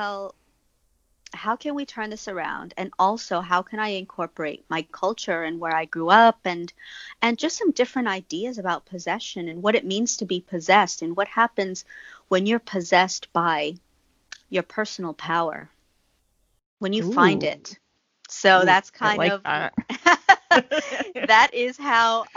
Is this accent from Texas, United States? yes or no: yes; Texas, United States; I'm from Texas